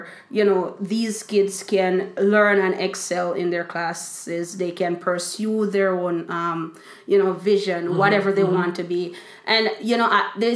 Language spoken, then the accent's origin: English; Bellevue District, Westmoreland, Jamaica; where I went to school in a place called Bellevue District